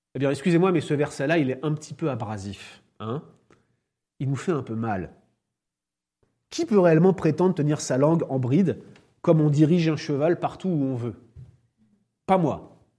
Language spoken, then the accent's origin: French; France; en tant que Français, je suis conscient